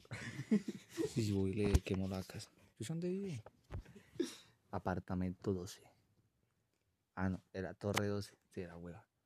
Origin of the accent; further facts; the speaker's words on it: Tolima, Colombia; moved away; Yo soy nacido en Tolima, yo soy sureño.